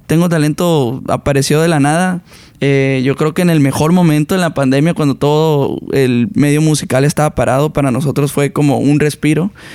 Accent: Sinaloa, Mexico; yo soy una persona de Sinaloa, donde es como la raíz de la banda

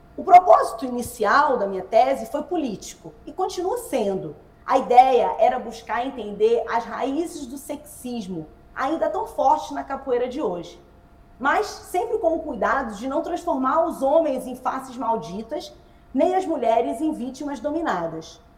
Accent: Nilópolis, Rio de Janeiro, Brazil; also born or lived in Nova Iguaçu; Eu sou da Baixada Fluminense, eu sou nascida em Milópolis, é, né? na verdade nascida em Nova Iguaçu e criada em Milópolis

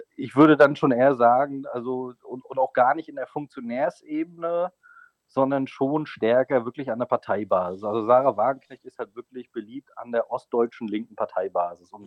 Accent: Mecklenburg-Vorpommern, Germany; now in Thuringia, Germany; in meinem Heimatbundesland Mecklenburg-Vorpommern

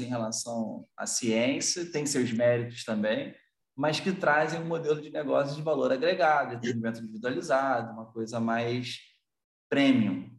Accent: Teresópolis, Rio de Janeiro, Brazil; Eu sou de Teresópolis, na região serrana do Rio de Janeiro

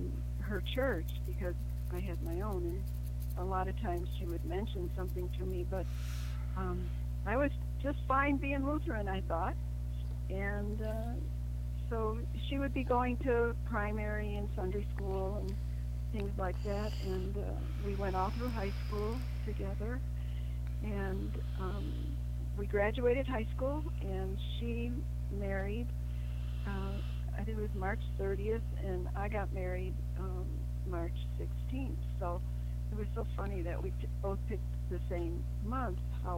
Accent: Chicago, Illinois, United States; now in Utah, United States; I was born in Chicago. I have a twin brother and a younger brother. And I didn't even know that I lived in a terribly cold place. That's the way I grew up, though.

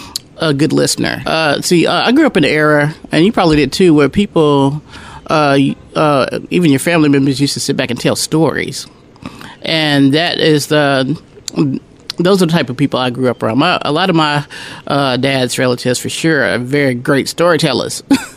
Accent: Conway, Arkansas, United States; I wasn't born here, but I was raised here in Conway. I was born in Camden, Arkansas.

